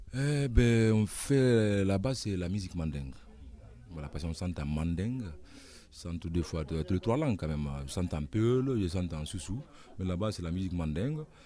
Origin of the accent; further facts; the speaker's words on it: Koundara, Boké Region, Guinea; moved away; also born or lived in Conakry, Guinea; je suis né à Koundara. Euh, voilà, c'est vers la frontière du Sénégal